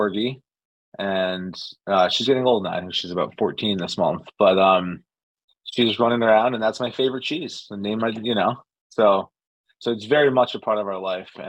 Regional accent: New Haven, Connecticut, United States; born and raised in New Haven

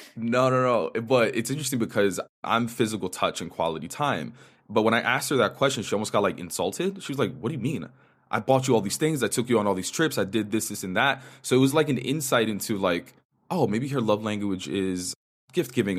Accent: New York, United States; first language Spanish; English is a second language; So, native New Yorker, I grew up in the Upper West Side of New York in a Dominican household.

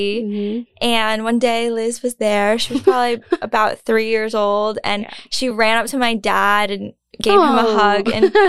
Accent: United States; also born or lived in Fujian, China; all I can remember is growing up in America.

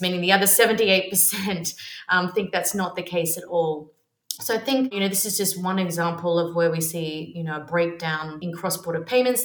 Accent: Australia; moved away as an adult; also born or lived in London; now in Barcelona, Spain; I am Australian, lived in London for 11 years, and now currently residing in sunny Barcelona.

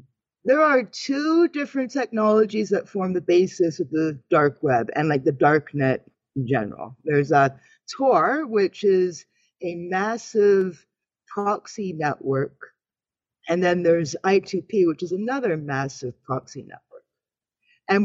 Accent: Canada; Because I'm a Canadian woman.

